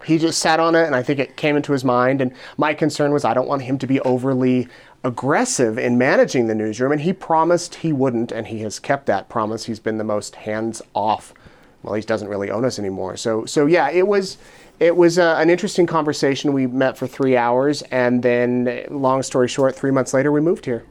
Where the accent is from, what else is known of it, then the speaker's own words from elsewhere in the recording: Utah near Salt Lake City, United States; moved away as an adult; also born or lived in Richmond, Virginia; now in Idaho Falls, United States; I grew up in Utah near Salt Lake City